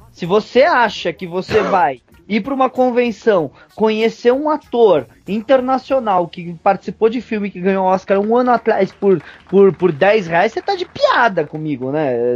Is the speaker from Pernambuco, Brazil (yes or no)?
no; São Paulo, Brazil; eu sou paulistano, mas paulistano, velho, é muito fresco, velho.